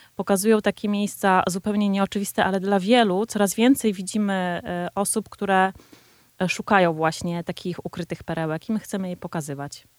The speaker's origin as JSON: {"language": "Polish", "town": "Warsaw", "region": "Masovian Voivodeship", "country": "Poland", "said": "My, jako warszawiacy"}